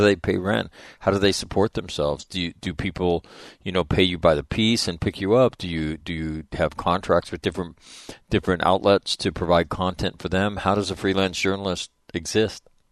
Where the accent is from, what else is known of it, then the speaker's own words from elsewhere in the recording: United States; as an American